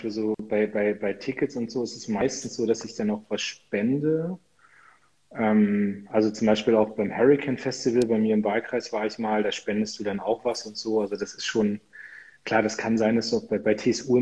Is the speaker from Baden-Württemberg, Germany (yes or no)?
no; Munster, Lower Saxony, Germany; da sind die ganzen Soldaten aus meiner Heimatstadt Munster nach Afghanistan gegangen.